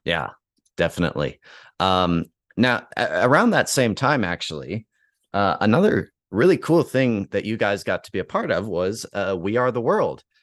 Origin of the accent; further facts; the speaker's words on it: Calgary, Alberta, Canada; here in my hometown of Calgary